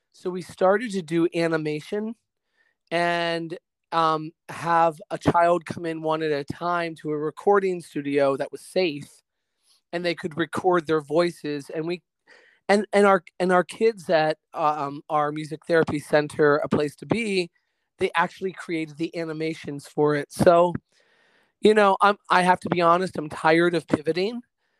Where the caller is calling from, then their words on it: Middleburg, Virginia, United States; I am calling you from Middleburg, Virginia, not too far away from you guys, about 45 minutes west.